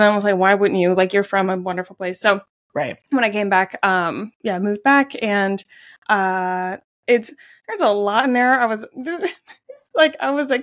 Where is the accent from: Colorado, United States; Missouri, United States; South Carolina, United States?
South Carolina, United States; Charleston; also born or lived in Summerville, South Carolina; I'm quote native to Charleston